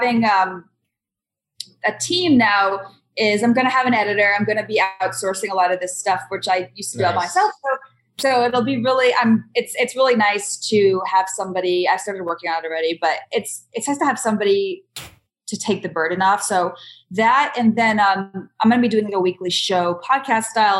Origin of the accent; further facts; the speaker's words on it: East Coast, United States; moved away as an adult; also born or lived in Boston / New York / Las Vegas; now in United Kingdom; I'm from the East Coast. I came to Boston. I went to school in New York.